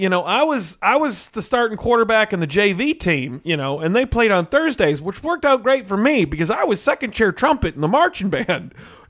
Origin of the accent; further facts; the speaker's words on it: Texas, United States; Well, I know it's more dangerous, but I grew up in Texas. I always liked the rodeo.